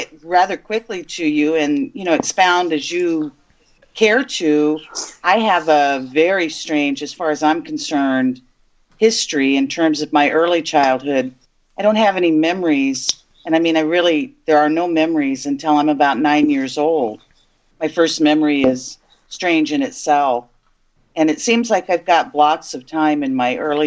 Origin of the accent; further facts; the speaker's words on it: Arizona, United States; I'm told I'm mixed native, French and Scottish as well, from Arizona with no Arkansas in our bloodline